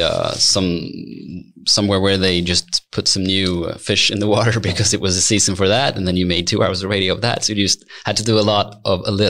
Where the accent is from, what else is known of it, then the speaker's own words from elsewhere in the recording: Stockholm, Stockholm County, Sweden; also born or lived in Gävle; I'm born and raised in Stockholm